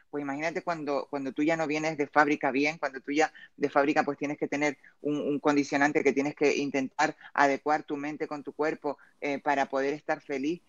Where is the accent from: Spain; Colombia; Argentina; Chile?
Spain; Canary Islands; yo soy canaria